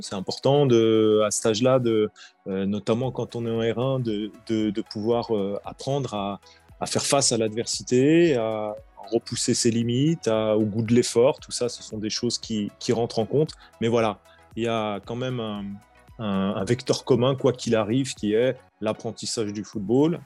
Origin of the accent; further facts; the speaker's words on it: Vienne, Auvergne-Rhône-Alpes, France; moved away as an adult; now in Lyon, France; Je suis originaire euh, de Vienne, au sud de Lyon. Euh, j'ai grandi jusqu'à 18 ans.